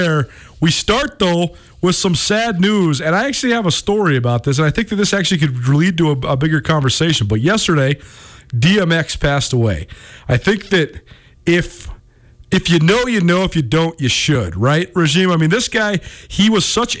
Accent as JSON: {"language": "English", "town": "Missoula", "region": "Montana", "country": "United States", "tie": "born or raised there", "said": "I grew up in Missoula, Montana. I mean, my family moved around when I was little, but I've lived here from the age of 6 until 22 when I graduated from college."}